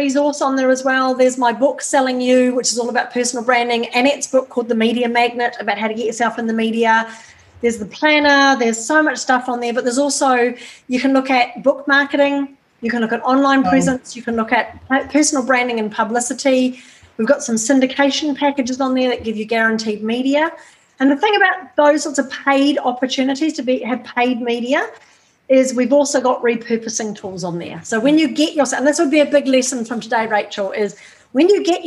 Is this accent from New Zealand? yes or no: yes; New Zealand; moved away as an adult; now in Australia; I'm never going to stop being a Kiwi